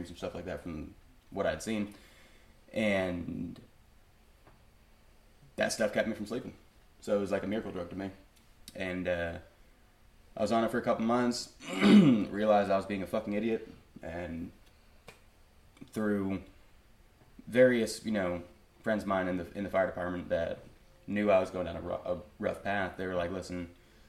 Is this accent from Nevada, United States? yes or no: no; just outside Daytona Beach, Florida, United States; now in Texas, United States; I'm from Florida. So, well, just outside Daytona Beach